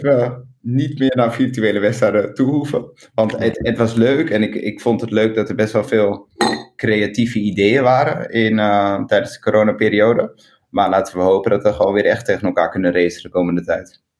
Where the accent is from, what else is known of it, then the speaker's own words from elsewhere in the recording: Amsterdam, North Holland, Netherlands; ik ben geboren in Amsterdam en ik ben heel erg trots op Amsterdam